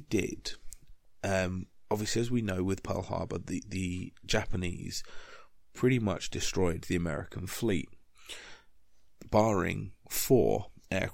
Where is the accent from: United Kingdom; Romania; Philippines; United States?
United Kingdom; being British